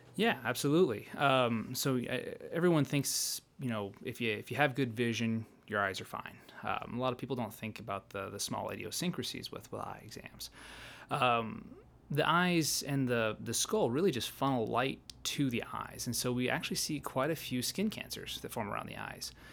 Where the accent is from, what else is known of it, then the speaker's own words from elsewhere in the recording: Malta, Montana, United States; also born or lived in Bozeman, Montana / Oregon / Fairbanks, Alaska / Helena, Montana; I'm originally from Montana, uh, s, born and raised in Malta